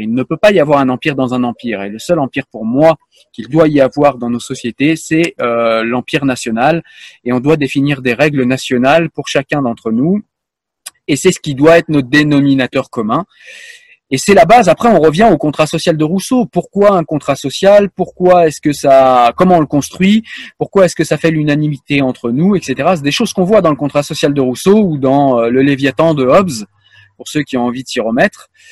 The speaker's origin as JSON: {"language": "French", "country": "France", "said": "je suis français"}